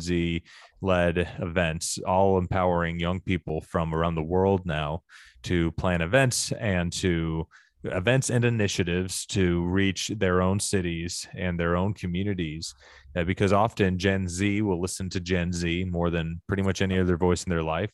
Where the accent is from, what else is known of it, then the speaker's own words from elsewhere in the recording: Arkansas, United States; I grew up in Arkansas